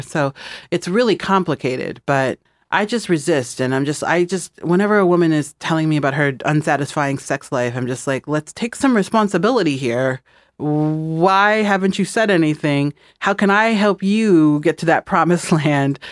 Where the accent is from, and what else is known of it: Midwest, United States; moved away; also born or lived in Los Angeles / New York